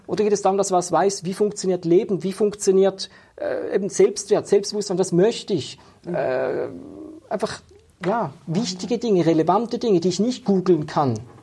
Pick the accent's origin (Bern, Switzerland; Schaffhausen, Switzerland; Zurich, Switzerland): Schaffhausen, Switzerland; ich bin in Schaffhausen aufgewachsen